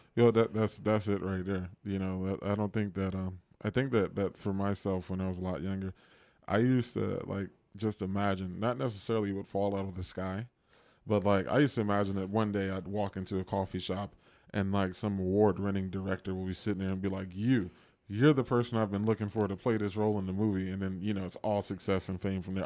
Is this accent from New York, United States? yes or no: no; Washington, District of Columbia, United States; moved away as an adult; now in Los Angeles, United States; my hometown